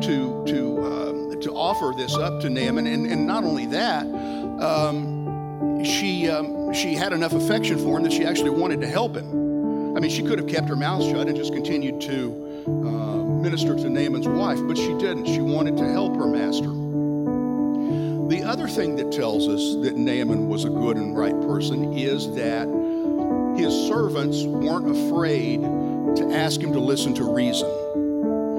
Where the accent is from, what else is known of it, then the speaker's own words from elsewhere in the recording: Texas, United States; as a Texan